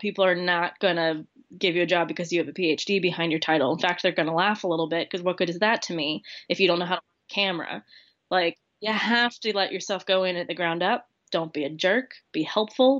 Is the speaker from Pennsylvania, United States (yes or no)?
yes; Lancaster, Pennsylvania, United States; moved away as an adult; now in Wales, United Kingdom; I'm originally from Lancaster, Pennsylvania. Um, grew up there